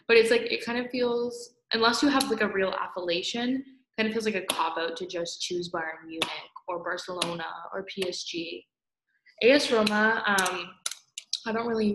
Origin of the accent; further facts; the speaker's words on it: Scotland, United Kingdom; now in Toronto, Canada; I'm Scottish